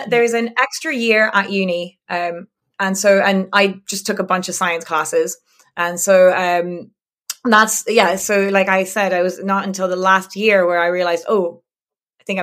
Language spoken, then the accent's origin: English; France; English is a second language; the English Channel uh, side mm-hmm. and um or what we call La Manche because uh, we're not we're not English mm-hmm. um and um yeah I grew up there